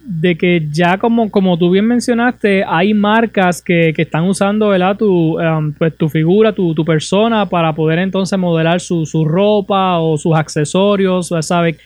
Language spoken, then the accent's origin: Spanish; Puerto Rico; como puertorriqueños, como residentes de, este país